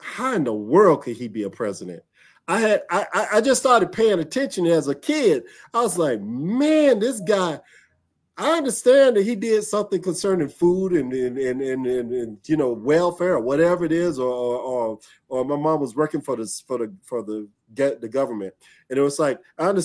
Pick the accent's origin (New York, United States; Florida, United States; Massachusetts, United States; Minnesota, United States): Florida, United States; I grew up here in Florida. I am a native Floridian.